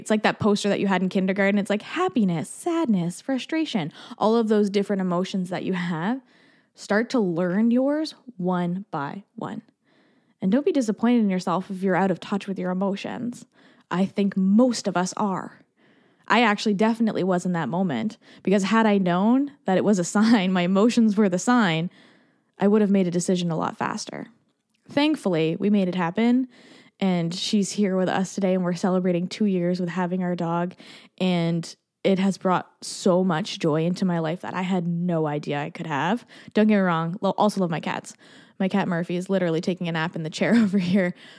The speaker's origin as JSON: {"language": "English", "country": "Canada", "also_born_or_lived": "Barbados", "said": "as a Canadian"}